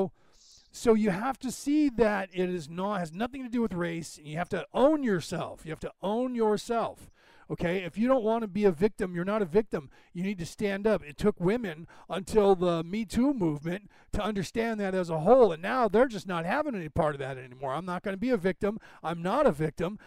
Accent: United States; I'm American. I was born in the United States

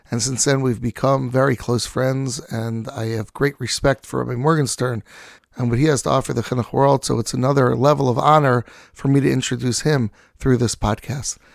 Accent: New York City, New York, United States; Grew up in Staten Island, New York.

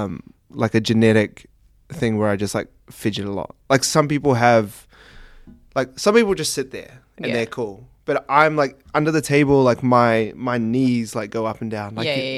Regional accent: New Zealand; I'm from New Zealand, so tomato sauces.

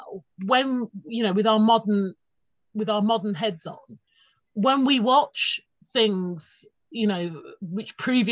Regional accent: Birmingham, West Midlands, United Kingdom; I remember seeing Batman Returns at the cinema at the Odeon in Birmingham, which was just like the mecca for all film, like, you know, if you're growing up in the Midlands

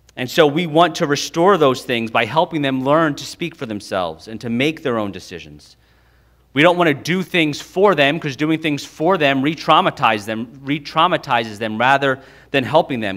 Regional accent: United States; we, as American evangelicals

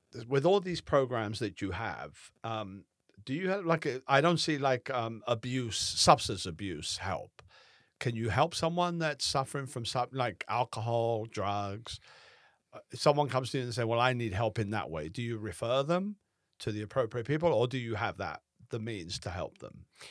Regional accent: Southern California, United States; moved away; I'm from Southern California

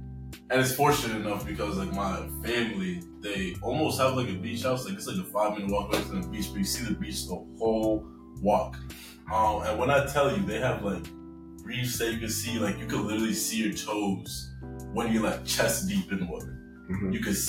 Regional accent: United States; My American Jamaican accent, because, yeah, anyways, I'm very American.

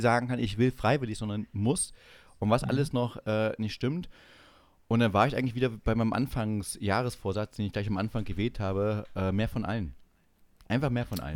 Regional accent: East Germany, Germany; als Ossi

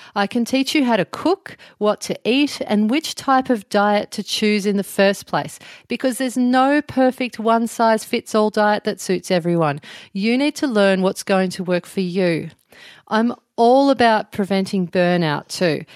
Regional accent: Melbourne, Victoria, Australia; moved away as an adult; also born or lived in Byron Bay area, New South Wales; now in near Byron Bay, Australia; I'm originally from Melbourne and now I live in a little town near Byron Bay.

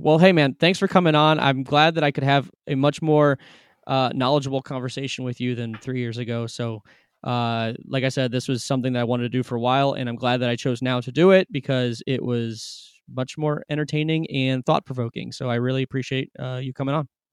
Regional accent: Cleveland, Ohio, United States; I'm not from there, I'm from Cleveland

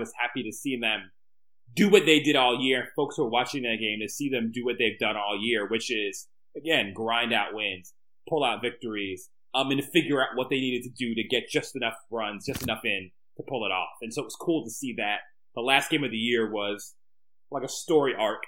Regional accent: United States; I'm an American

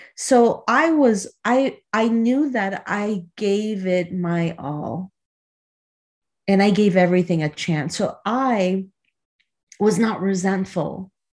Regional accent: Chicago, Illinois, United States; a childhood friend that I grew up with in Chicago

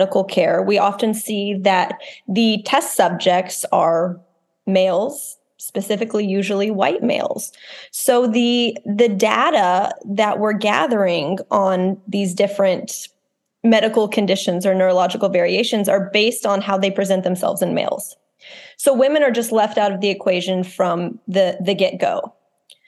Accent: Texas, United States; I'm from Texas, I'm from the South

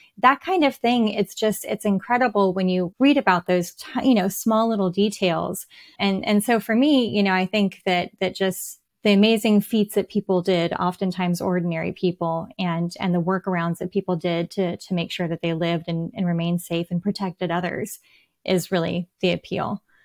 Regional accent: United States; I am an American writing English characters

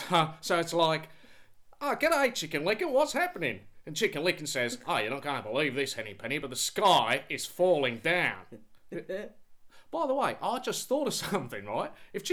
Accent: Australia; I grew up in Australia with a girl's name.

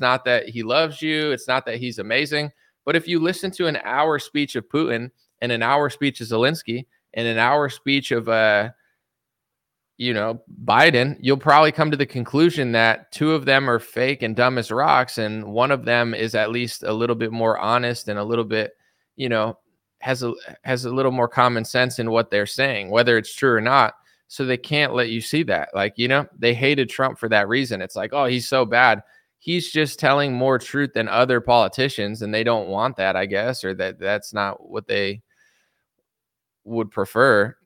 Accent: United States; I'm an American citizen

